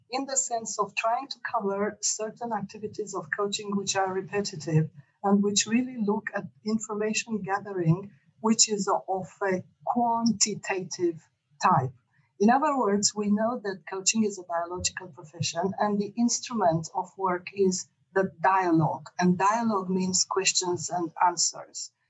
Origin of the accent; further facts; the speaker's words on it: Romania; born there; moved away; whilst I was born in Romania, in fact, I spent many decades outside Romania and I lived in six countries